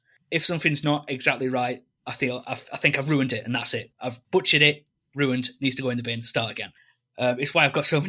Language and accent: English; England, United Kingdom; growing up in England and we have all this stuff, I did take it for granted for many years